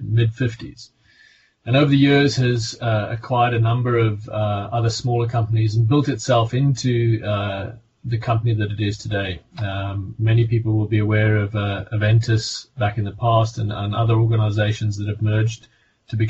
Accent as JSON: {"language": "English", "country": "South Africa", "accent": "South African", "moved": "yes", "lives_now": "Hampshire, United Kingdom", "said": "You can hear by my accent, I'm originally South African"}